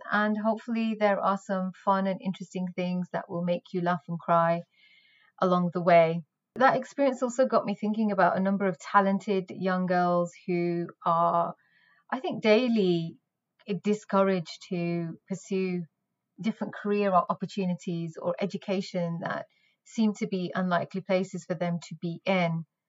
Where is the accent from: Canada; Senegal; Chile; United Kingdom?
United Kingdom; the north of England; I was born in Northern England, where I spent my formative years